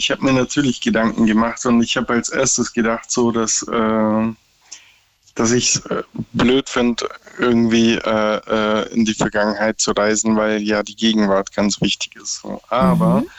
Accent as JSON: {"language": "German", "region": "Berlin", "country": "Germany", "moved": "yes", "lives_now": "Lower Saxony, Germany", "said": "ich komme aus Ursprünglich Berlin. aus Bayern, bin gerade im Besuch in Bayern und äh, lebe aber in Niedersachsen."}